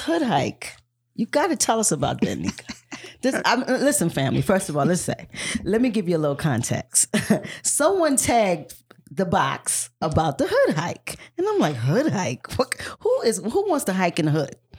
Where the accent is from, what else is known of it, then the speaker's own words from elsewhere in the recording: South Carolina, United States; I grew up in South Carolina